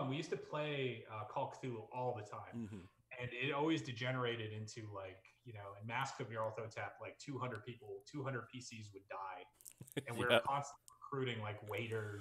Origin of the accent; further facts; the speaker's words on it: New York City, New York, United States; moved away as an adult; also born or lived in Seattle / Vancouver / San Francisco; now in Vancouver Island, Canada; I grew up in New York City